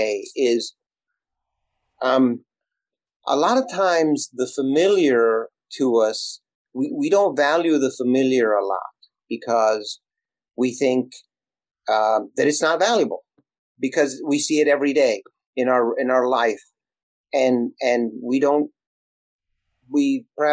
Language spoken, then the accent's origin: English; Elsa, Texas, United States; first language Spanish; English is a second language; moved away as an adult; now in Los Angeles, United States; I'm from a little bitty town in South Texas, and I didn't speak English. I spoke Spanish when I started. And I grew up without an outhouse